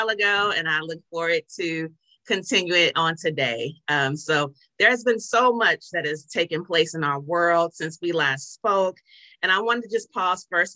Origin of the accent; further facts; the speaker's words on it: Los Angeles, California, United States; moved away; I'm originally from Los Angeles